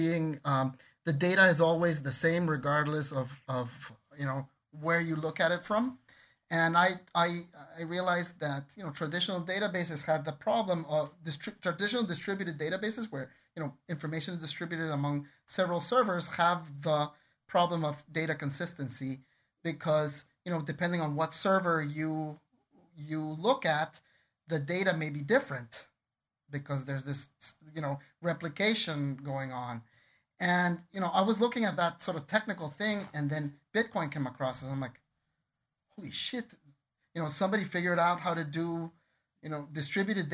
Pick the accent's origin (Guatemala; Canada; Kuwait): Guatemala; also born or lived in United States; I'm a Guatemalan. I grew up in Guatemala.